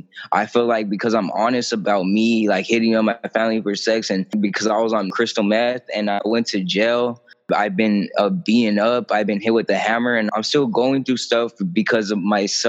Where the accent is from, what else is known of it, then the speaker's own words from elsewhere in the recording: Imperial Beach, California, United States; also born or lived in National City; when I was 12, I had moved to, I was from Imperial Beach. I moved to National City